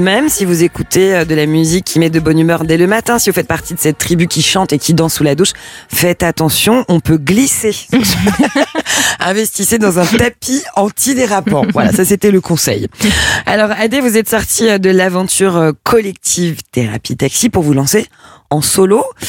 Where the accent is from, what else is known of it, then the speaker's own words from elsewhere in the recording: France; du côté de chez nous, en France